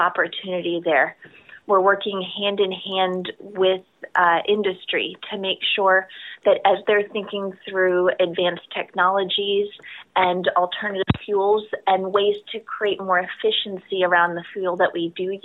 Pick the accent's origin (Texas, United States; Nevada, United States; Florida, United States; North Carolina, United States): Florida, United States; South; I grew up in South Florida